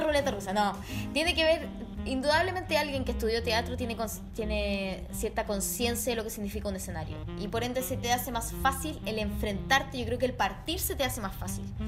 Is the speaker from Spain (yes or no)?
no; Chile; also born or lived in Germany / Mexico; yo nací en Alemania y como a los dos años nos fuimos a vivir a México. Y entonces yo conocí a mi familia en Chile como a los seis años. Y a los seis años, cuando llegamos a Chile de vuelta